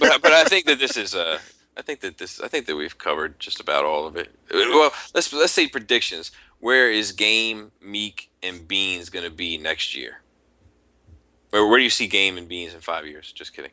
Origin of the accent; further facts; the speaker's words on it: outside of Baltimore, Maryland, United States; I grew up outside of Baltimore. Like I'm not from the city proper of Baltimore. I grew up outside of Baltimore